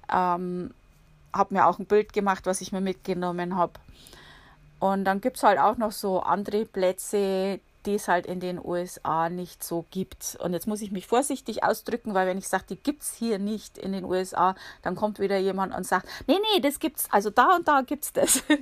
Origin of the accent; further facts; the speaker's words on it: Bavaria, Germany; now in United States; Um, oder ich komme ja aus Bayern, ne? da gibt es die, die, kannst du um jede Ecke gehen, da siehst du einen Biergarten ungefähr.